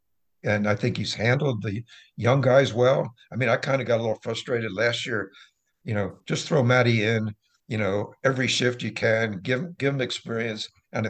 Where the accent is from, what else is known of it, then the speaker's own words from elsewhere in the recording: Philadelphia, Pennsylvania, United States; also born or lived in Wilmington, United States; I grew up in Wilmington and Philadelphia, and I was a Flyers fan.